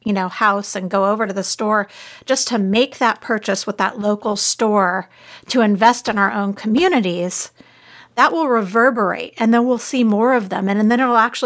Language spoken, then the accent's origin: English; Southern California, United States; now in Austin, United States; I grew up in Southern California